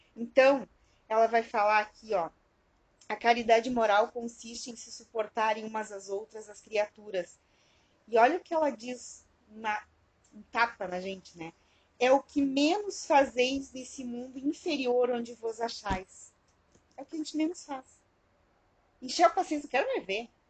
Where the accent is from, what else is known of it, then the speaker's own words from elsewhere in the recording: Alegrete, Rio Grande do Sul, Brazil; quando eu era criança lá em Alegrete